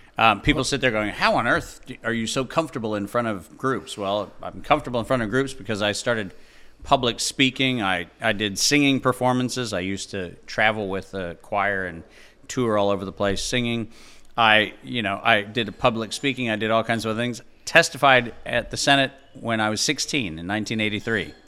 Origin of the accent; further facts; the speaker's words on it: Fargo, North Dakota, United States; I was born in Fargo, North Dakota in April of nineteen sixty-seven